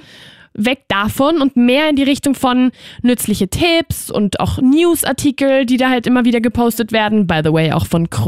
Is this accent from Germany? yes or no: no; Austria; Ich hoffe, sie will damit nicht sagen, dass ich hier als Österreicherin nicht reiche